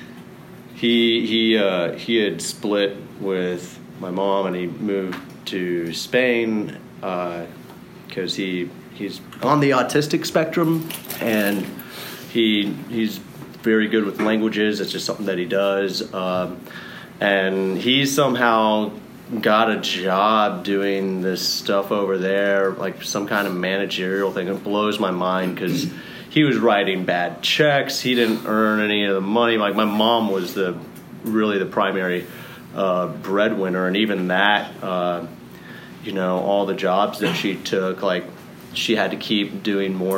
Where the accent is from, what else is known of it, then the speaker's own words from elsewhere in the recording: Dallas, Texas, United States; I was born in Dallas to two very, very Catholic individuals